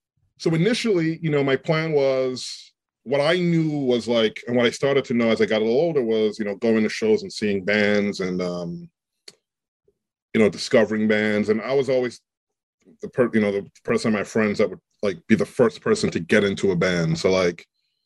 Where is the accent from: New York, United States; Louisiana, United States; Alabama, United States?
New York, United States; New York City; growing up in New York